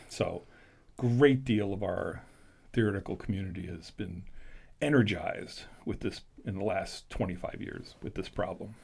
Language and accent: English; Washington, District of Columbia, United States; moved away; I was born and raised in Washington D.C., so for me it was going home